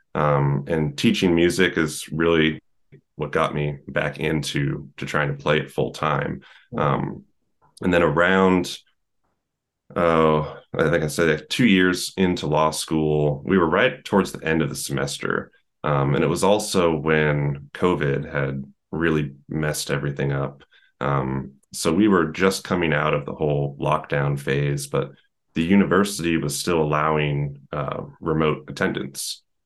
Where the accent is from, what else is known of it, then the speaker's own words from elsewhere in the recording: Brookline, New Hampshire, United States; moved away as an adult; also born or lived in Hollis, New Hampshire / Nashville, Tennessee; I grew up um, in a small town in New Hampshire. Um, first, in a little town called Brookline for about 12 years. And then I uh, moved to Hollis, New Hampshire for six years